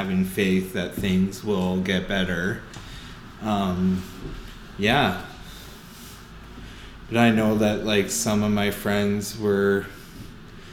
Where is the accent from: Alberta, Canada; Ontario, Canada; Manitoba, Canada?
Ontario, Canada; Windsor; moved away; also born or lived in South Bend, Indiana; I grew up in East Windsor